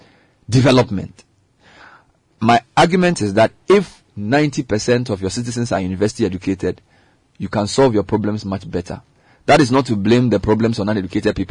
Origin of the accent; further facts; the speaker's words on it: Medina, Greater Accra, Ghana; I was born in Medina